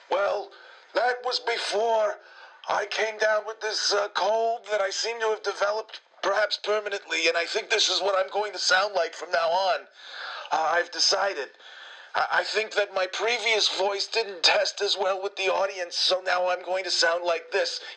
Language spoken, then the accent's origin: English; Winston-Salem, North Carolina, United States; growing up in Winston-Salem, North Carolina, which is, of course, where we're from, Cliffy, as you can plainly tell.